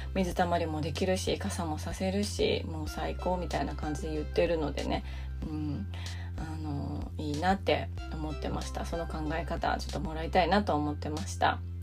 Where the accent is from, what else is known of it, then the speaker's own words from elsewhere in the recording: Japan; 日本で生まれて育った私